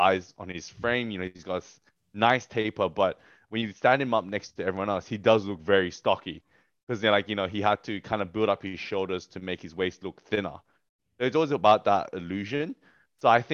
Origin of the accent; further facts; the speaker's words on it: Australia; as an Australian athlete